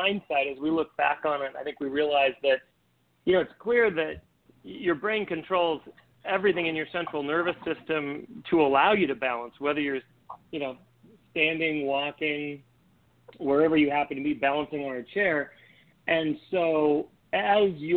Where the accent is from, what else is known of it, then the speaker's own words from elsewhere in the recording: Minnesota, North Dakota, Midwest, United States; I grew up in Minnesota, North Dakota, ice skating and skiing and things